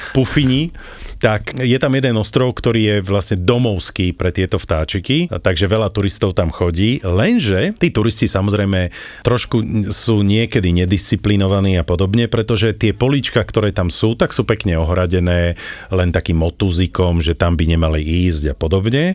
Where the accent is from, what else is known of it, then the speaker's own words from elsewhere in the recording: Slovakia; my sme zo Slovenska